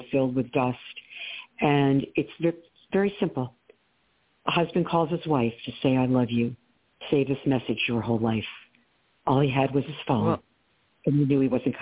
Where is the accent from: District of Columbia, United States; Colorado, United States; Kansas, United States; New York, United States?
New York, United States; New York area, United States; I'm from the New York area